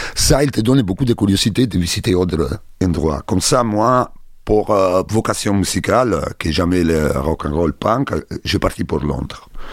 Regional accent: Rome, Lazio, Italy; French is a second language; moved away as an adult; also born or lived in London, United Kingdom; now in Sète, France; je suis italien, je suis né à Rome

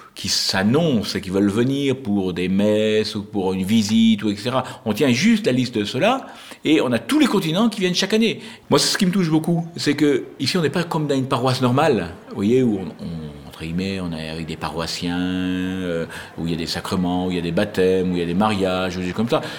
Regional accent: Lot, Occitania, France; je suis né dans le Lot, donc je connaissais très très bien Rocamadour depuis tout, tout petit

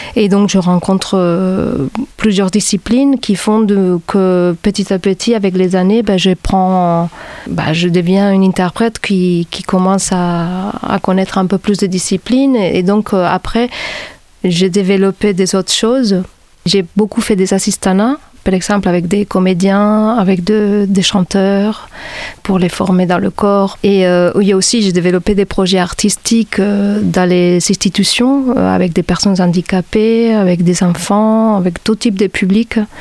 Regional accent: Barcelona, Catalonia, Spain; moved away as an adult; now in Montpellier, France; Je viens de Barcelone et je suis arrivée ici dans les années 2000

